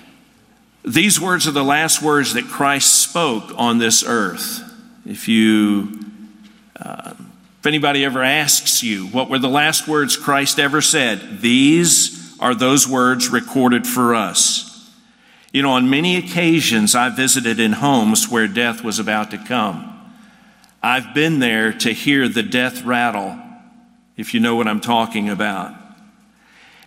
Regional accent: Atlanta, Georgia, United States; moved away; I was brought up in Atlanta

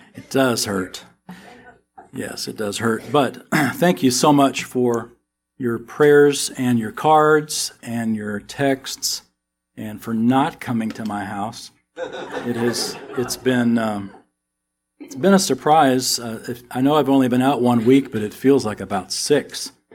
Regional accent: Texas, United States; accent: American; we're from Texas

